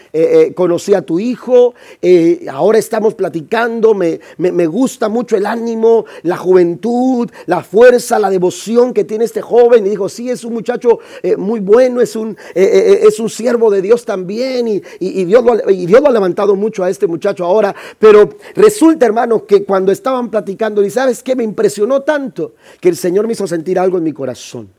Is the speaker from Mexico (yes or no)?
yes; Mexico; yo soy de México.